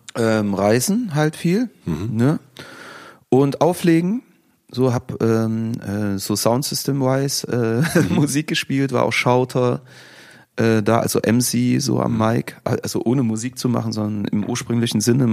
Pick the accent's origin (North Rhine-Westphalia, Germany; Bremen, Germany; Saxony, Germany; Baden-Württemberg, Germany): Saxony, Germany; Chemnitz; also born or lived in Leipzig